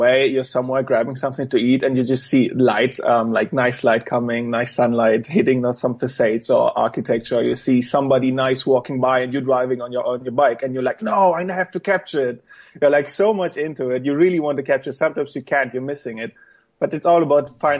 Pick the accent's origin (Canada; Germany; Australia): Germany; English is a second language; also born or lived in Poland; I've been born in Poland, but when I got 2 years old, so my parents moved to Germany